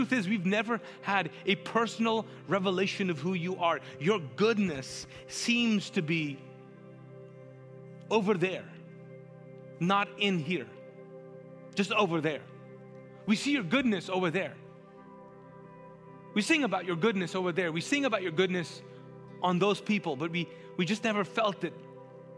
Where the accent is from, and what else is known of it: Pakistan; first language Urdu; English is a second language